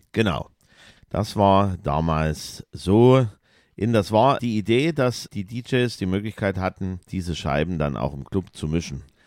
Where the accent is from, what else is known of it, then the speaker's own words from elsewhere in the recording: East Germany, Germany; wir sind ja ein bisschen Ossi-Kinder